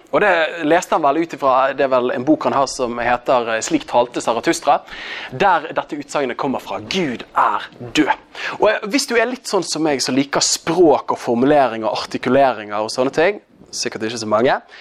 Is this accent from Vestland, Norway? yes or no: yes; Bergen, Vestland, Norway; accent: Bergen dialect; Jeg er jo fra Bergen. Det er jo kanskje den dialekten du minst har lyst til å høre